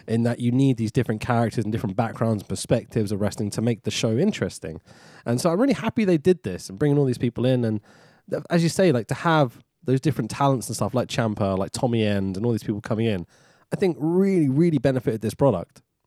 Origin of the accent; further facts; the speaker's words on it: London, United Kingdom; I grew up in Highbury, so the garage is just down the road from me